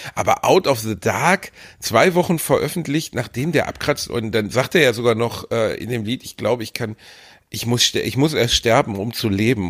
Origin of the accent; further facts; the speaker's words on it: Germany; so sind wir Deutsche halt